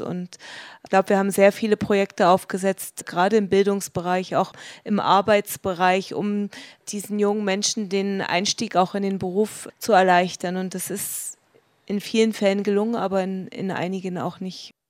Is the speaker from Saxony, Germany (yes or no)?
yes; Dresden, Saxony, Germany; now in Munich, Germany; ich komme aus Dresden